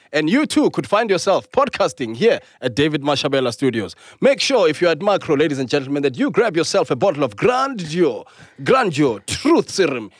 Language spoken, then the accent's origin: English; South Africa; being a South African